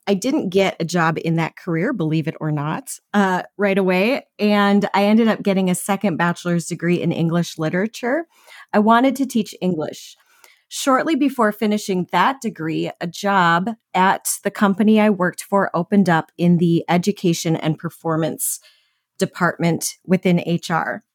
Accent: Minnesota, United States; I was born and raised in Minnesota

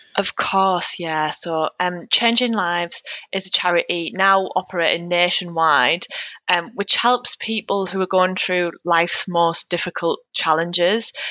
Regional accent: North East England, United Kingdom; accent: northeastern; now in Newcastle, United Kingdom; I'm currently in Newcastle, if you couldn't tell from my northeastern accent

